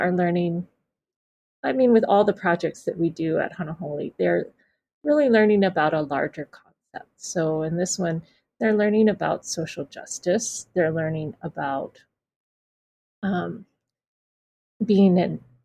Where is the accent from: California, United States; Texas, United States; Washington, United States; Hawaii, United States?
Hawaii, United States; I was born here, but I'm not Hawaiian, but I feel like I come from this place to a certain level